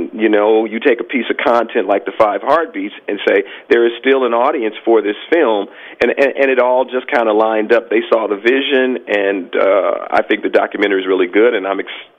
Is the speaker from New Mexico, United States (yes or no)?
no; Chicago, Illinois, United States; because it's my love of Motown and Detroit, and I'm from Chicago, but it's all that great music.